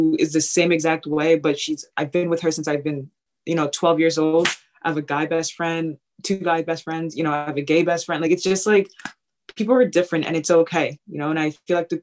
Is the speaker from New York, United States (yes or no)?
yes; Long Island, New York, United States; moved away as an adult; now in Iowa, United States; I'm a Nigerian African-American, you know, that lives in Long Island.